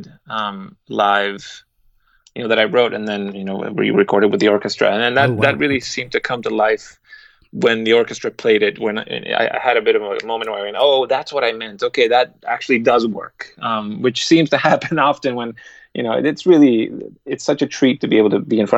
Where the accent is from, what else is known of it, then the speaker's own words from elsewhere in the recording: Guatemala; English is a second language; moved away; also born or lived in Austria; I was born in Guatemala, German is not my first language.